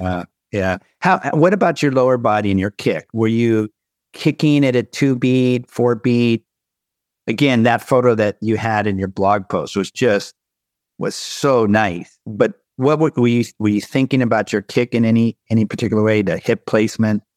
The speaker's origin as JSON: {"language": "English", "region": "Southern California", "country": "United States", "said": "I'm from Southern California"}